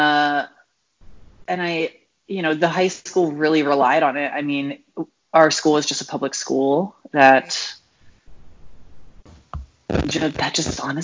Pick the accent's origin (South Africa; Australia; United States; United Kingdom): United States; Delaware; now in Atlanta, United States; I grew up in the little tiny state called Delaware